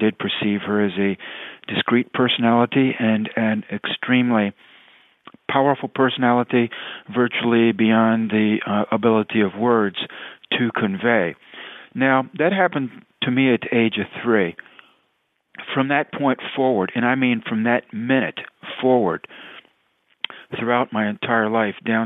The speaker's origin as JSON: {"language": "English", "area": "Tidewater", "region": "Virginia", "country": "United States", "tie": "born or raised there", "said": "I grew up in Tidewater, Virginia"}